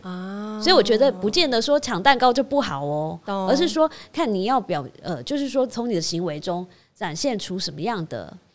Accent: Taiwan; 我们台湾人

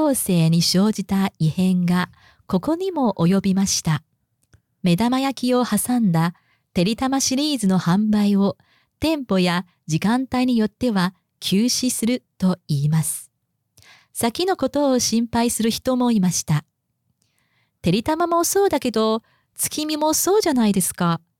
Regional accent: Japan; Chinese is a second language; 但是我们日本人呢，就是也会过中秋节。

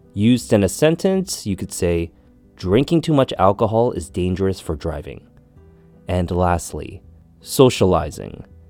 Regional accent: Canada; Growing up in Canada

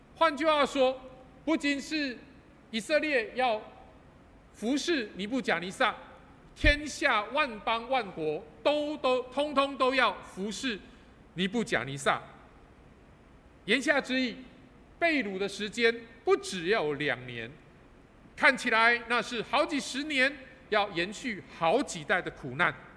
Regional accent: Taipei, Taiwan; moved away as an adult; now in Kaohsiung, Taiwan; 我是台北人，然后，啊，弯刀大帮嘎，啊，我是帮嘎囡仔。 然后我在西门町长大的，啊，所以，呃，呃，我读西门国小，然后重要商场很熟

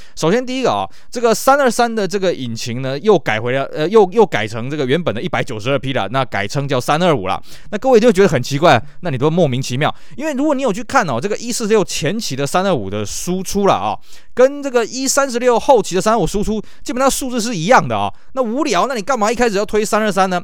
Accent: Taiwan; 我们台湾这边

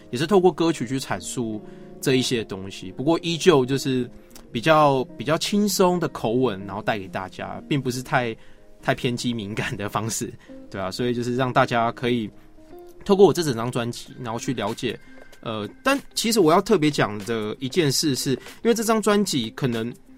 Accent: Yilan County, Taiwan; now in Taipei, Taiwan; 在宜兰，就是小时候跟，跟阿嬷她去菜市场

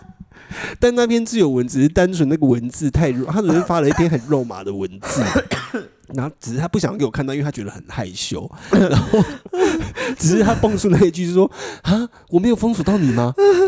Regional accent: Taiwan; 我是台湾人

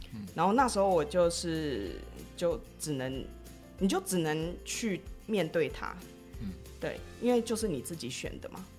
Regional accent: Taiwan; first language Chinese; moved away as an adult; now in India; 我们台湾人对外国人的想象很像

